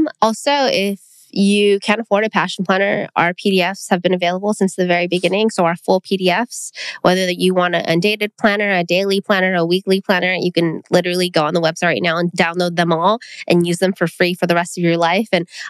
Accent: Philippines; I think as a Filipino person, food is what connects the people.

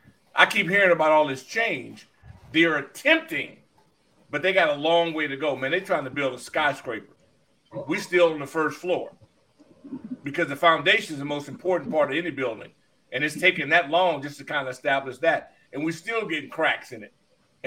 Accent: West Coast, United States; I grew up in the West Coast.

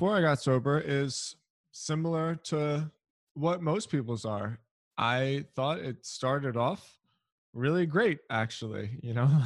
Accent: Philadelphia, Pennsylvania, United States; I'm from Philadelphia

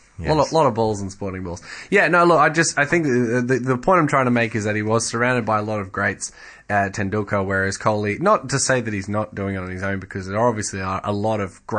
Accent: Australia; as an Australian.

